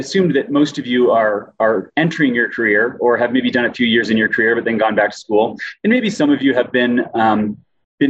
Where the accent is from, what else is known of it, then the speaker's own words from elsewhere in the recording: Maine, United States; moved away as an adult; also born or lived in Colorado; now in Utah, United States; I'm originally from Maine, lived in Colorado for most of my adult life, and I've been in Utah for 3 years